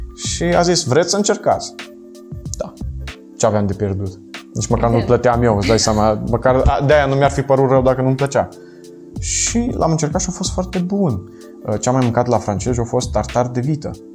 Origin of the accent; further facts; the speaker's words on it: Dorohoi, Botoșani County, Romania; also born or lived in Italy; now in Cluj-Napoca, Romania; tu și eu suntem din Moldova, adică da. eu din Dorohoi